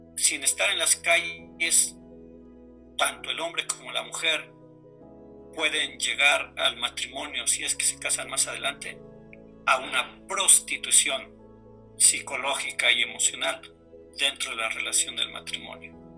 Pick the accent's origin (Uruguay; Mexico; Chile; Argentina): Mexico; como buen mexicano